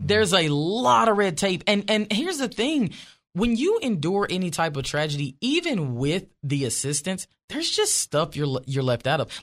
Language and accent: English; Wynne, Arkansas, United States; moved away as an adult; now in Franklin, United States; I grew up in Ward Four